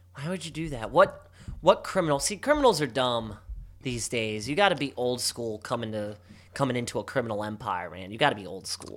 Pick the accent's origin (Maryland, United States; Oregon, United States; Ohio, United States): Maryland, United States; Baltimore; my hometown